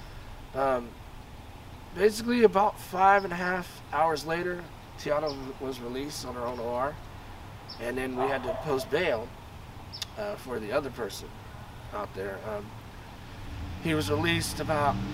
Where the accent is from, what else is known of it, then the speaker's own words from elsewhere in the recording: Bay Area, California, United States; now in San Luis Obispo, United States; I'm originally from the Bay Area, but I've lived out here for a long, long time